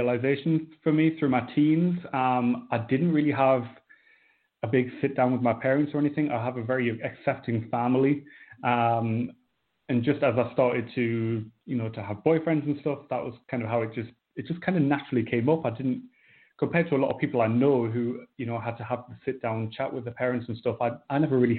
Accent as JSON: {"language": "English", "region": "North East England", "country": "United Kingdom", "said": "I'm from Northeast England, kind of a smallish town on the coast."}